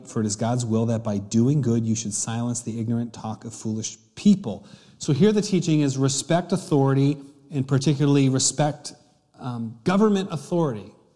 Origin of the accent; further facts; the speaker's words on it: United States; a English-speaking American